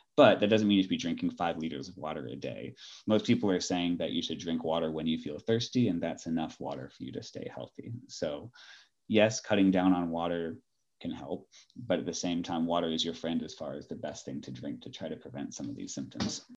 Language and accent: English; Los Angeles, California, United States; moved away as an adult; also born or lived in Bay Area, California / Ireland / New York; now in Atlanta, United States; I'm originally from Southern California, Los Angeles area.